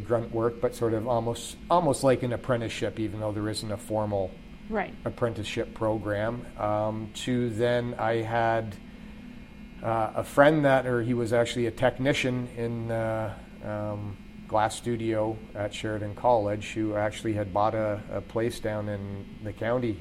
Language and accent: English; Burlington, Ontario, Canada; I grew up in Burlington, but all my family going back, I think about five generations, something like that, is from the Burlington-Hamilton area.